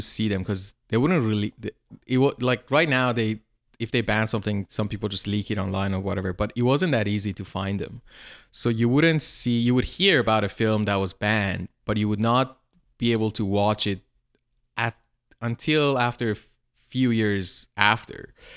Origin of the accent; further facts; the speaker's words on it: suburban Tehran, Tehran Province, Iran; moved away; I grew up in a, in suburban Tehran, like this small town near Tehran.